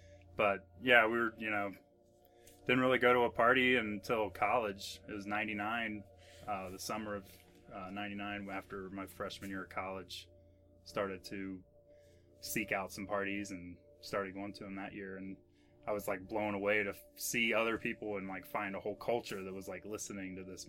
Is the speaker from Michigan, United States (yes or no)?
no; Fairfield, Ohio, United States; Down in Fairfield, it's north of Cincinnati.